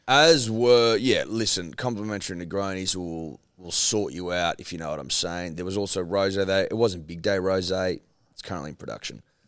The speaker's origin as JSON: {"language": "English", "town": "Dubbo", "region": "New South Wales", "country": "Australia", "said": "I'm from Dubbo"}